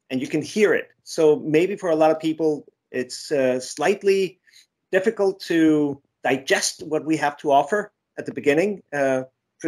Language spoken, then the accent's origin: English; Mexico City, Mexico; I was born in Mexico City